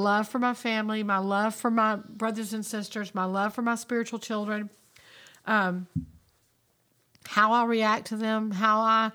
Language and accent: English; United States